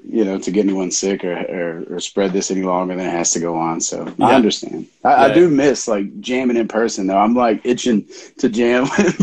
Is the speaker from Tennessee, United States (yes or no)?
yes; Memphis, Tennessee, United States; born there; also born or lived in New Orleans / Mobile; I was born in Memphis, Tennessee.